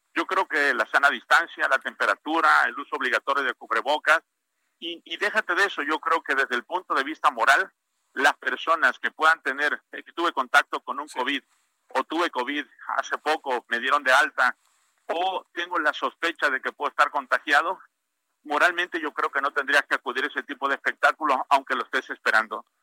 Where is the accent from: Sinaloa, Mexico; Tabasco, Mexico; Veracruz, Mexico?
Tabasco, Mexico; Parrilla; Tabasco, a mi pueblo de Parrilla